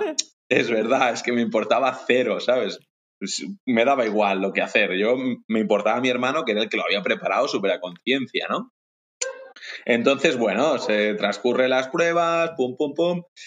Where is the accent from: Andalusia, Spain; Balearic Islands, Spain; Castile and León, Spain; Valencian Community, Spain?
Balearic Islands, Spain; Ibiza; soy de Ibiza concretamente